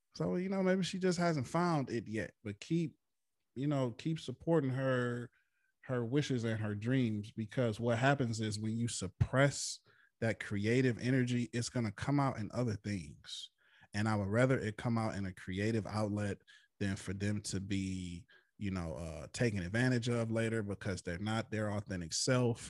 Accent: Flint, Michigan, United States; my hometown of Flint, Michigan

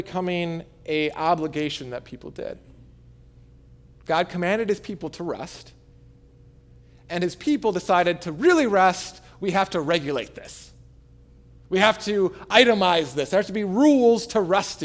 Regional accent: Michigan, United States; I am a Michigander, right? I'm from Michigan

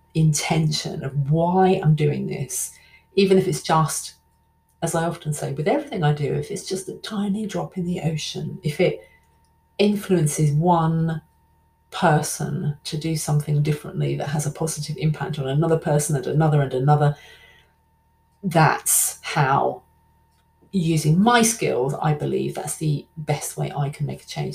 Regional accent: London, United Kingdom; I'll probably sound like Dick Van Dyke, like I'm not really from London at all. I am. I am.

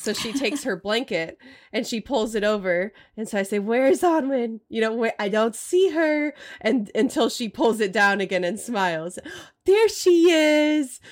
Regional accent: Austin, Texas, United States; also born or lived in Portland area; now in Portland, United States; I grew up in Austin

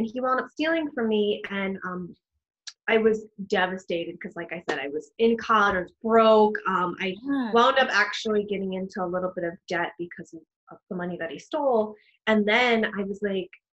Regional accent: New York City, New York, United States; I was born and raised in the Bronx. I'm a Bronx girl

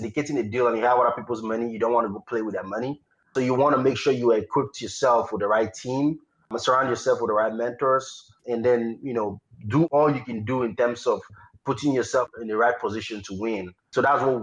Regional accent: Nigeria; moved away as an adult; now in United States; I was born and raised in Nigeria and I came to the United States for grad school

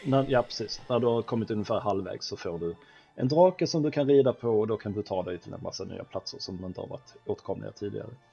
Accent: Sweden; som svensk

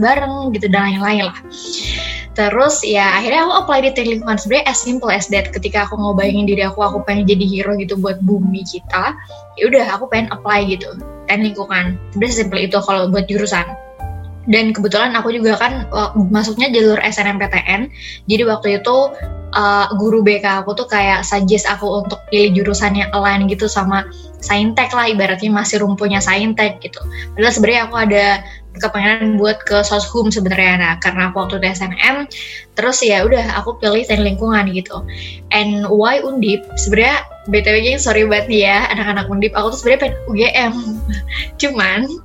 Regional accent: Cirebon, West Java, Indonesia; moved away as an adult; also born or lived in Sukabumi; now in Semarang, Indonesia; aku BTW dari Cirebon, di Jawa Barat, cuman lahir aku dari Sukabumi.

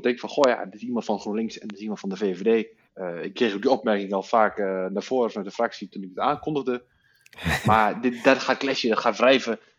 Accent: Oldenzaal, Overijssel, Netherlands; geboren en getogen in Oldenzaal

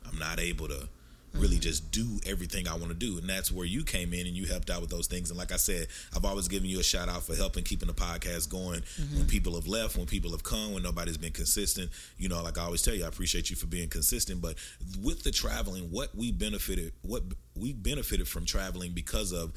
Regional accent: United States; We're from the United States

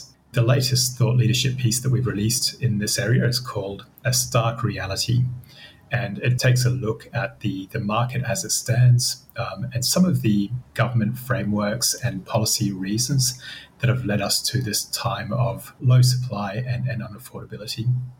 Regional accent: France; moved away as an adult; also born or lived in Zimbabwe; now in Australia; I spent 10 years growing up in Zimbabwe, then 10 years growing up in France, and now I've been in Australia for 15 years.

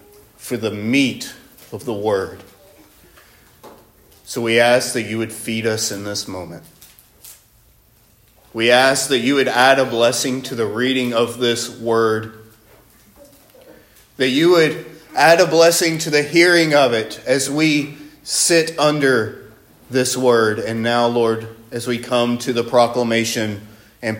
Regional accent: Northwest Alabama, United States; I'm from Northwest Alabama

